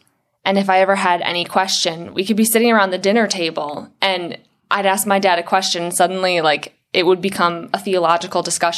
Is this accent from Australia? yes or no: no; Ireland; The fake tan too, because I'm pretty pale because I'm Irish.